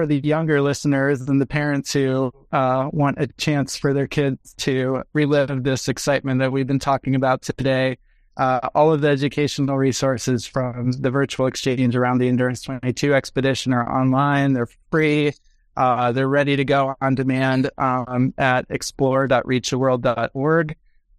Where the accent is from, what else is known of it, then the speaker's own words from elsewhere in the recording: Chicago, Illinois, United States; I'm a facilitator from Sweet Home Chicago.